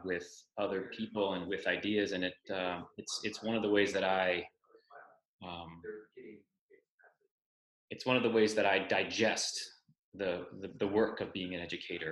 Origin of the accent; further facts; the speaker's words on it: Moretown, Vermont, United States; moved away as an adult; also born or lived in New York City / Middlesex, Vermont; I grew up in Moretown, Vermont, about 20 minutes away.